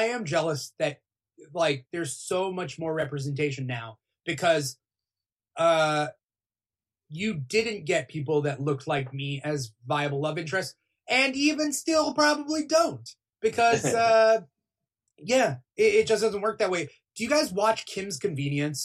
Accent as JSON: {"language": "English", "country": "United States", "also_born_or_lived": "California", "said": "as an American"}